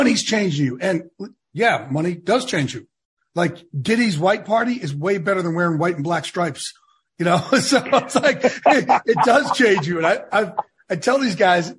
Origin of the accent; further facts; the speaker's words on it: New Jersey, United States; I'm a Jersey Shore guy.